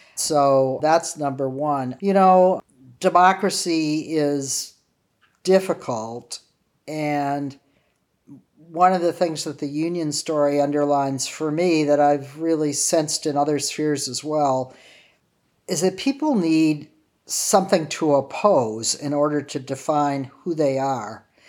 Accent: Wyandotte, Michigan, United States; now in Cambridge, United States; when I was growing up in Wyandotte, Michigan, my father was a high school teacher

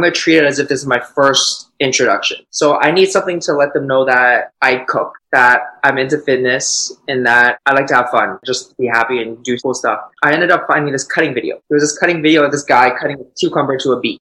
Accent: Toronto, Ontario, Canada; I'm from Toronto

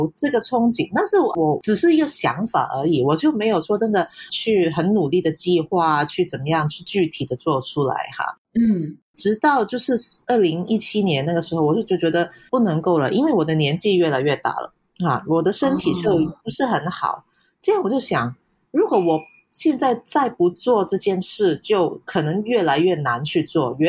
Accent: Hong Kong; accent: Hong Kong; Chinese is a second language; 我是来自香港的。

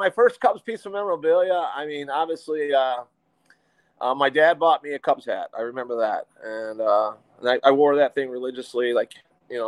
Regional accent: McHenry, Illinois, United States; I grew up in McHenry, Illinois

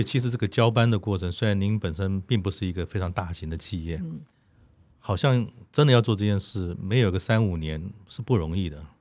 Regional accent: Taiwan; 我们五年级成长在台湾的时代

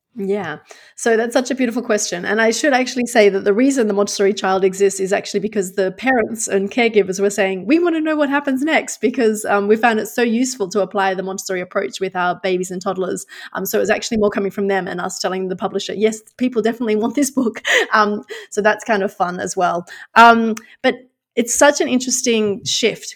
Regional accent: Australia; moved away as an adult; now in Netherlands; I'm actually Australian but live in the Netherlands.

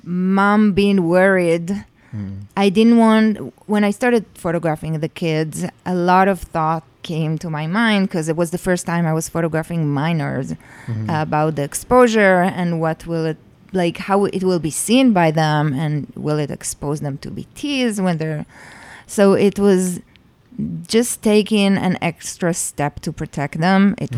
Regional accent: Jerusalem, Jerusalem District, Israel; In Jerusalem.

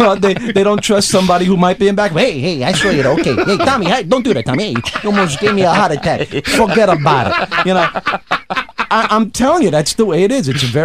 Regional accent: New York City, New York, United States; I'm from Brooklyn.

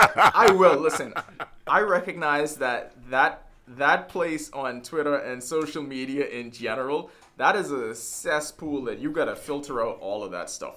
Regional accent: Bahamas; we born and raised in the Bahamas

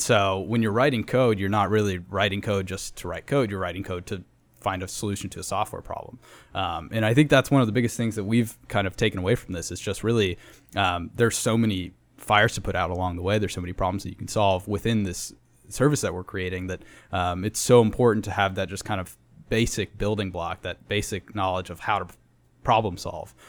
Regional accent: Denver, Colorado, United States; now in San Antonio, United States; I'm from Denver, Colorado

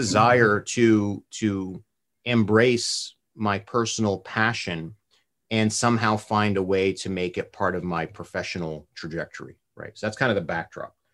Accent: New Jersey, United States; also born or lived in California / upstate New York; I was born in California. I grew up in New Jersey

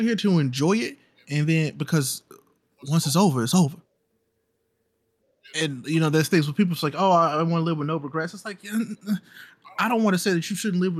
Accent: St. Louis, Missouri, United States; I grew up in the city of St. Louis

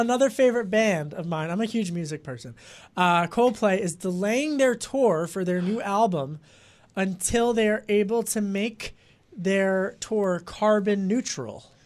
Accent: outside of Philadelphia, Pennsylvania, United States; I grew up outside of Philly

